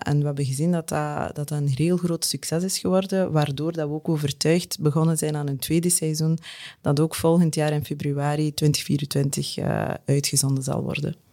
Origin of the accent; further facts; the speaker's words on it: West Flanders, Belgium; als West-Vlaming